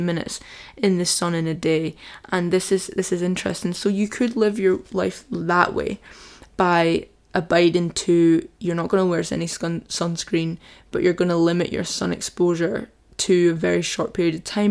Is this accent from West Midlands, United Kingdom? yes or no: no; Scotland, United Kingdom; I've got quite a dark skin tone for being Scottish